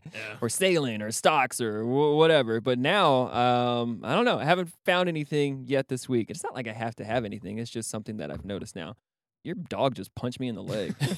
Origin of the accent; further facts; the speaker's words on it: Texas, United States; I'm fucking Texan